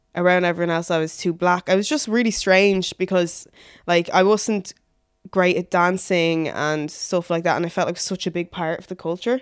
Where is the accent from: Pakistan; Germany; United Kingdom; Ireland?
Ireland; Dublin, Leinster; I grew up in, um, Blanchestown. So I moved there when I was six